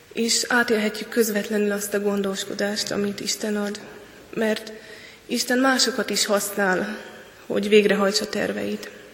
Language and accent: Hungarian; Hungary; egyedüli magyarként voltam